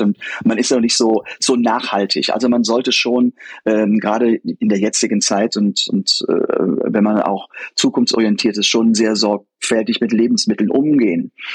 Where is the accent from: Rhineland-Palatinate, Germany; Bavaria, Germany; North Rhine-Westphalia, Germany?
Rhineland-Palatinate, Germany; Koblenz; also born or lived in United States; ich komme nur aus Koblenz